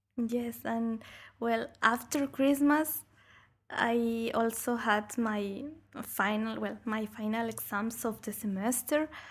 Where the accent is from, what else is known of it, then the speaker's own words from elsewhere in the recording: Bolivia; moved away as an adult; now in Brussels, Belgium; I, I come from Bolivia